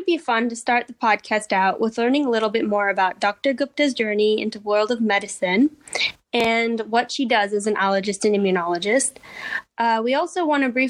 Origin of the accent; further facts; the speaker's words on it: Canada; now in Berlin, Germany; I couldn't be like more foreign because I'm Canadian